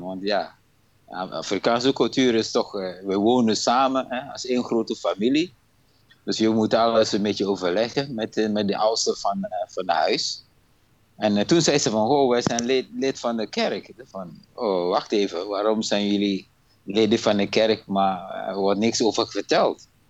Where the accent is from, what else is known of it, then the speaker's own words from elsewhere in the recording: Ghana; moved away as an adult; now in Breda, Netherlands; Ik ben eigenlijk geboren in Ghana. En eh, naar Nederland toe gekomen in 1992.